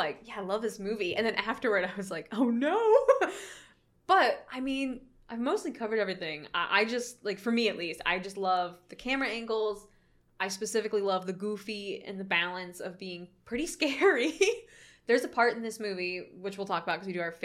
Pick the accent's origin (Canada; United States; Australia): United States; Florida; I grew up in Florida